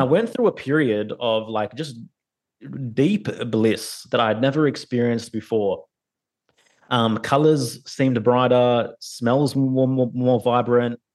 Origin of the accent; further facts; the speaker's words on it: Sydney, New South Wales, Australia; I was born in Sydney, Australia